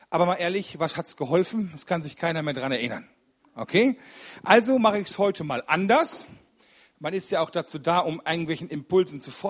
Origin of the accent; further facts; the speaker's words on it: Rüggeberg, North Rhine-Westphalia, Germany; Ich komme aus Rüggeberg. Das ist bei Ennepetal ein kleines Kaff